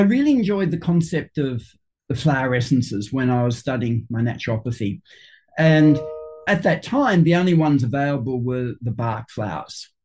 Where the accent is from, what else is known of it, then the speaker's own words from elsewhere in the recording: Sydney, New South Wales, Australia; I grew up in Sydney, just about 45 minutes northwest of the CBD